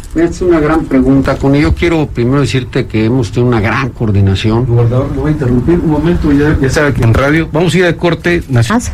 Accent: Oaxaca, Mexico; mi pueblo, Oaxaca

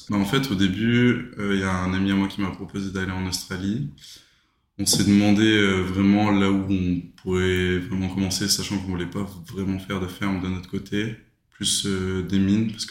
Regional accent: south of France, France; suis originaire du sud de la France. Je suis arrivé en Australie à Perth en fin novembre, de, fin de l'année dernière du coup, 2022.

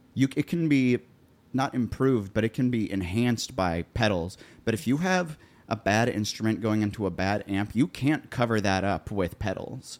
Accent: Columbia, Missouri, United States; moved away as an adult; now in Nashville, United States; I grew up in Columbia there

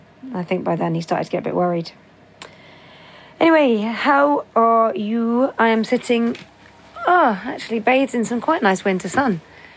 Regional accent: Sydney, New South Wales, Australia; So like, good day … I'm from Sydney, Australia.

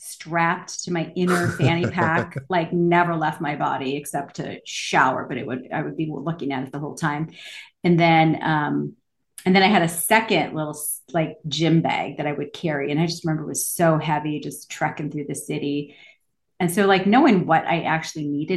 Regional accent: Minneapolis, Minnesota, United States; moved away; also born or lived in Los Angeles; I grew up in Minneapolis and lived in Los Angeles

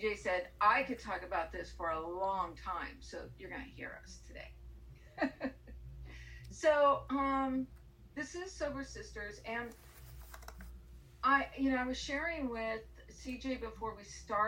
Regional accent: Southern California, United States; now in Houston, United States; I am from Southern California, vegan, sober, and liberal

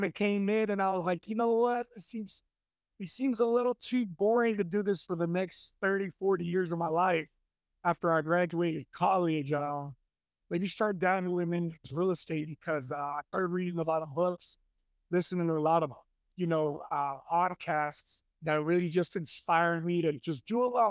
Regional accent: Dallas, Texas, United States; I was born and raised in Dallas, Texas

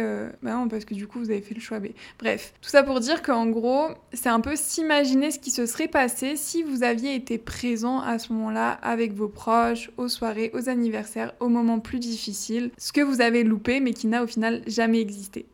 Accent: France; first language French; moved away as an adult; now in Mexico City, Mexico; ça fait plus d'un an que je suis partie de France

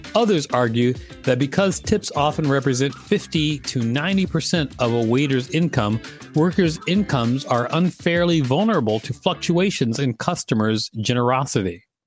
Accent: Minneapolis, Minnesota, United States; I'm from Minnesota and Minneapolis specifically

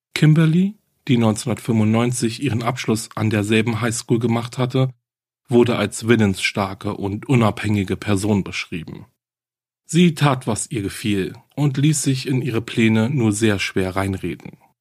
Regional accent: Germany; Hier bei uns in Deutschland

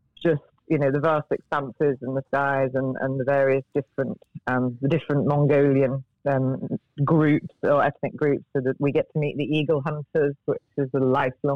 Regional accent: United Kingdom; as a Brit

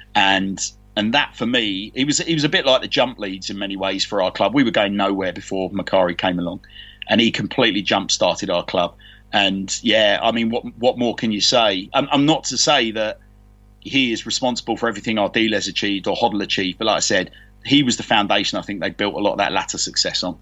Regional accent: London, United Kingdom; accent: Londoner; also born or lived in Canterbury; growing up in London as a real youngster

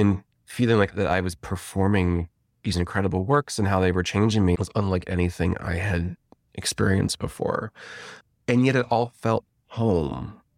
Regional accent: Rolling Meadows, Illinois, United States; I'm from Rolling Meadows, Illinois, which is a northwest suburb of Chicago.

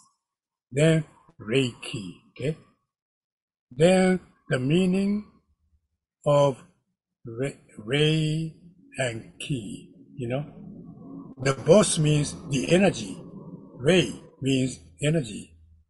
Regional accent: Kyoto, Japan; I am from Kyoto, Japan

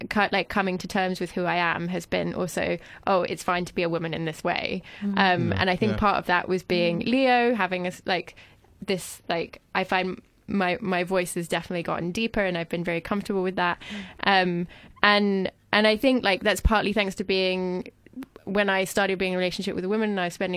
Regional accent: France; English is a second language; now in United Kingdom; I'm French, and I know that, I mean, I'm also French, and I'm also British, but when in French, my accent is slightly British sounding. I don't feel that I have that much of an accent in English.

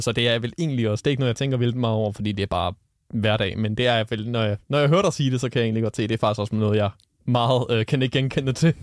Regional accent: North Zealand, Denmark; moved away as an adult; now in North Jutland, Denmark; jeg er oprindeligt fra Nordsjælland, som man måske kan høre på min dialekt

